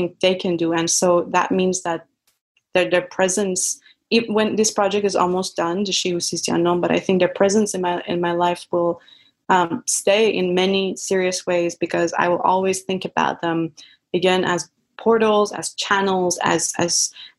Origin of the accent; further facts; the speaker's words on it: Iran; moved away as an adult; now in United States; I grew up in Iran with a lot of these jinn related stories